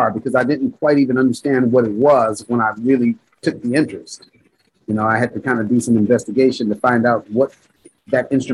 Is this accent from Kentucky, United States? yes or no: no; Gardena, California, United States; I grew up in the Gardena South Bay area